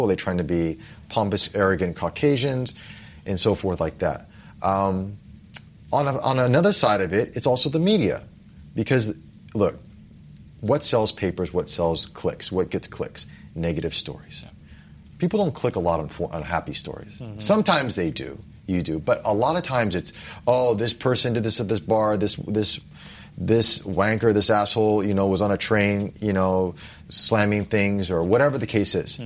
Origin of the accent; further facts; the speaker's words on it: United States; moved away as an adult; now in Singapore; I come from America